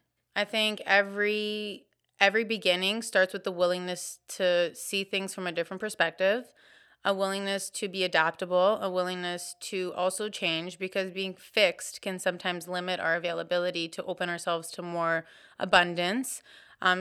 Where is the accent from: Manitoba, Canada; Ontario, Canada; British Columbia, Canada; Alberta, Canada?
Ontario, Canada; Woodbridge; now in Hamilton, Canada; I'm new to Hamilton. I'm from Vaughan.